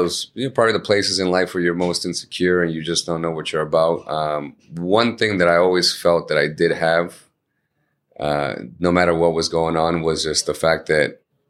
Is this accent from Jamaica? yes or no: no; Chelsea, Massachusetts, United States; English is a second language; we grew up in Chelsea